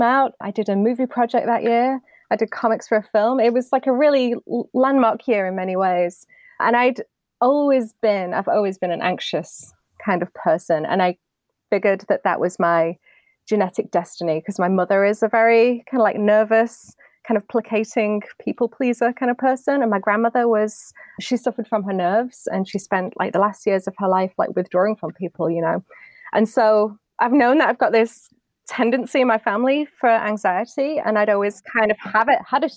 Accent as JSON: {"language": "English", "country": "United Kingdom", "moved": "as an adult", "lives_now": "United States", "said": "I'm British"}